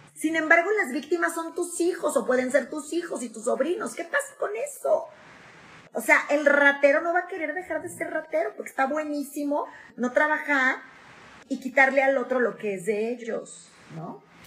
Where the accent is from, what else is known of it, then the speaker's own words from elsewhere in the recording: Mexico; nosotros somos mexicanos y el mexicano es sociable por naturaleza